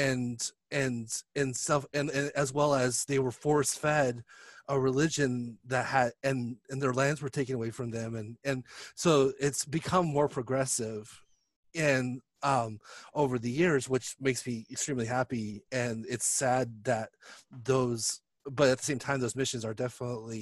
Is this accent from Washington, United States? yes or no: no; California, United States; my childhood growing up in California